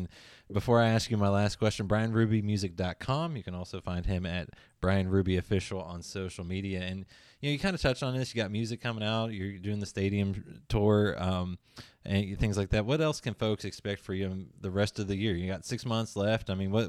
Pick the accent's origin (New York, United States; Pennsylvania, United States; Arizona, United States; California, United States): Pennsylvania, United States; near Pittsburgh; I grew up near Pittsburgh.